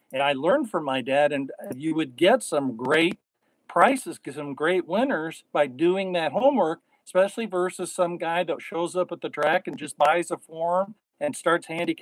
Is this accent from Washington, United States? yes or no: yes; Spokane, Washington, United States; moved away; where I grew up at Playfair in Spokane, Washington